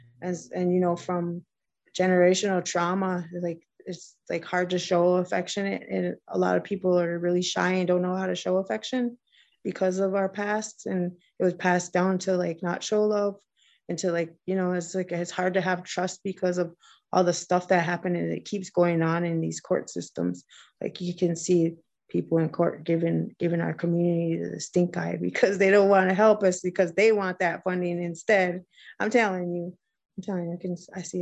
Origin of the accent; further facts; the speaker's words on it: Minneapolis, Minnesota, United States; I grew up in South Minneapolis